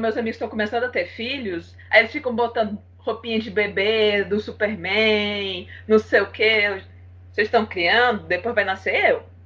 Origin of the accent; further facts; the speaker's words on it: Ceará, Brazil; Eu sou cearense, sou fotógrafa